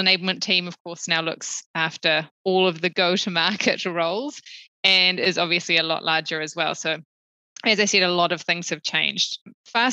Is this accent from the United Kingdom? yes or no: no; New Zealand; moved away as an adult; also born or lived in Sydney; now in Singapore; I'm a Kiwi. I grew up in New Zealand, and despite living outside of Aotearoa for the last 10 years, it is still home to me.